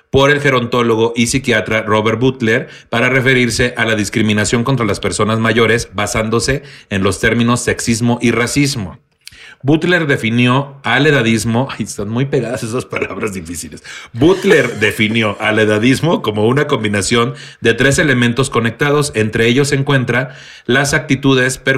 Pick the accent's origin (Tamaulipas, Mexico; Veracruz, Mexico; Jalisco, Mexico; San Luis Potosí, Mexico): Tamaulipas, Mexico; Soy de Tamaulipas.